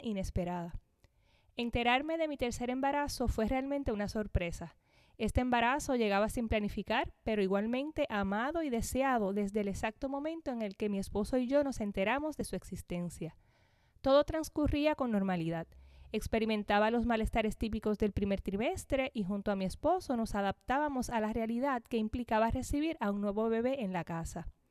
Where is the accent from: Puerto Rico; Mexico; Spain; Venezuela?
Puerto Rico; Corozal; Soy natural de Corozal, Puerto Rico, donde actualmente vivo con mi familia